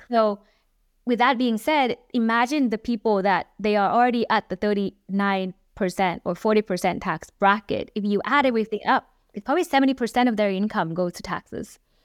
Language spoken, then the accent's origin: English; Hanoi, Vietnam; moved away as an adult; also born or lived in Texas; I grew up in Vietnam, um, eighteen years in Vietnam, in Hà Nội, Vietnam.